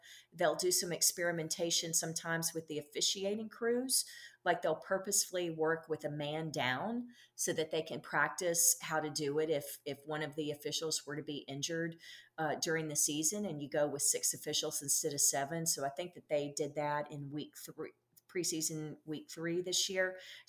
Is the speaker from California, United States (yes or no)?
no; Galveston, Texas, United States; now in Dallas, United States; I moved to Dallas in 76 or 78. I'm originally from Galveston, Texas.